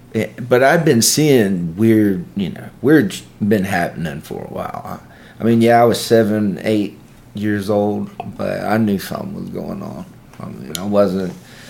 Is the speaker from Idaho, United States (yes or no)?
no; Columbus, Mississippi, United States; also born or lived in Amory, Mississippi; I'm from Columbus, Mississippi. I was born in Amory, but I mean, might as well have been born in Columbus as long as I've lived here. I've lived with my grandparents the majority of my life